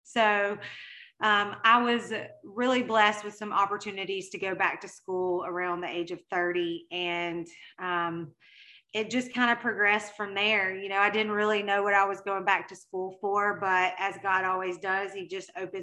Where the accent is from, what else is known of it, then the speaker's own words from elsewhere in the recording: Mississippi, United States; accent: Mississippi; I am currently based in Mississippi, if you couldn't tell by my accent